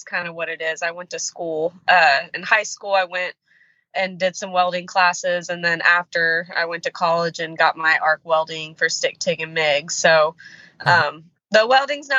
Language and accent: English; Houston, Texas, United States; now in Iowa, United States; Texas, born and raised.